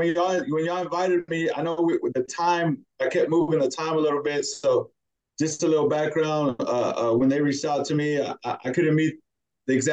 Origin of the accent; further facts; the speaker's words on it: Dallas, Texas, United States; I was born in Dallas, Texas